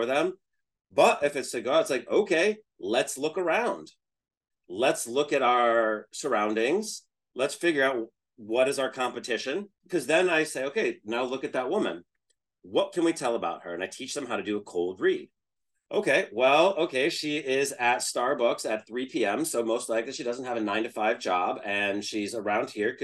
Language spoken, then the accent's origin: English; Northeast, United States; I'm from the Northeast